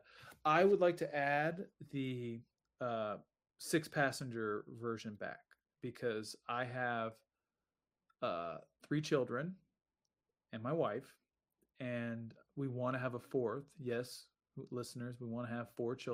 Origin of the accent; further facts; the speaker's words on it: Nebraska, United States; my home state